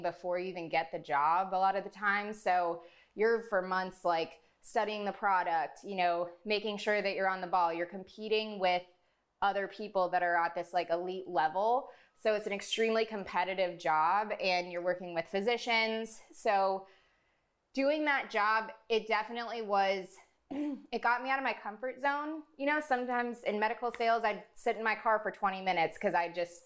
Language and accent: English; South Florida, United States; I'm born and raised in South Florida